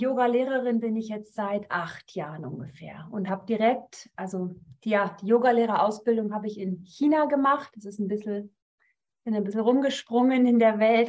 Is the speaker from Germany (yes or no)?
yes; Northern Germany, Germany; moved away as an adult; now in Rapperswil-Jona, Switzerland; komme eigentlich aus Norddeutschland, also ich bin keine Schweizerin